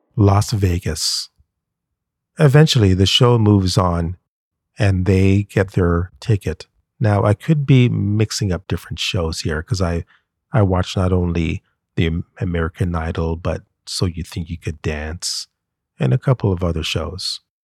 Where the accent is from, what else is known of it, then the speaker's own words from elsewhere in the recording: Canada; We Canadians